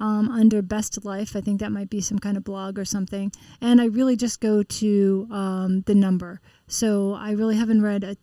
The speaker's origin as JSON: {"language": "English", "town": "Medfield", "region": "Massachusetts", "country": "United States", "said": "I'm from Medfield"}